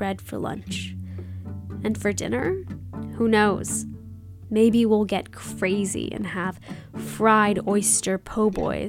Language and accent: English; Tallahassee, Florida, United States; moved away as an adult; now in Washington, D.C., United States; I don't live in Tallahassee, but what Southerners call the North and Northerners call the South. I'm a resident of Washington, D.C.